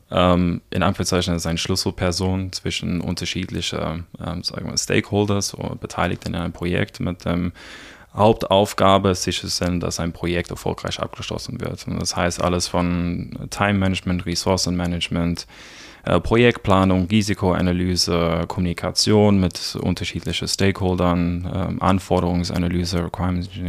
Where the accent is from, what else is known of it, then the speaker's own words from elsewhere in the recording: South Africa; German is a second language; now in Germany; ich komme ursprünglich aus Südafrika, aus einem kleinen Dorf, es nennt sich Neisner. Sehr komisch geschrieben, einfach ausgesprochen. Ähm, ich bin ungefähr seit zehn Jahren in Deutschland.